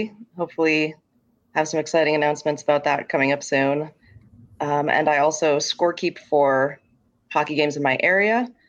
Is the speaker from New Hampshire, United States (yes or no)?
yes; New Hampshire, United States; I'm from New Hampshire.